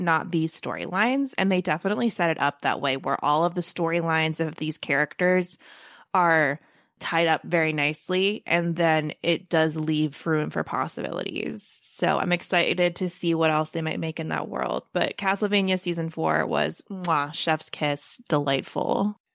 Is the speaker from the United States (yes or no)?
yes; Baltimore, Maryland, United States; I'm from Baltimore